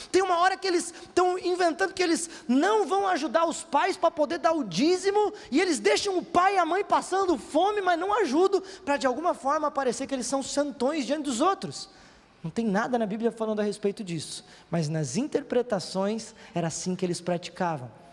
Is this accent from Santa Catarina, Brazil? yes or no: yes; Santa Catarina, Brazil; Aqui no nosso estado, em Santa Catarina